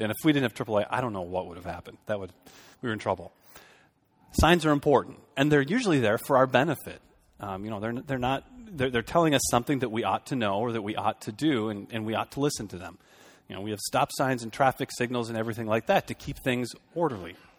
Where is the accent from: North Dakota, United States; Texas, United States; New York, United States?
North Dakota, United States; Fargo; moved away as an adult; also born or lived in Boston / Minneapolis–Saint Paul; now in Shoreview, United States; I grew up in Fargo, so we're almost in Minnesota.